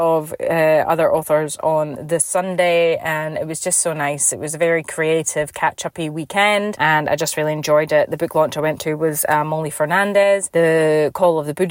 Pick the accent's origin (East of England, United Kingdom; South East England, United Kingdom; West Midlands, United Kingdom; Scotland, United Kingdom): Scotland, United Kingdom; now in Perth, Australia; obviously I was born here, but I grew up in Scotland, hence the accent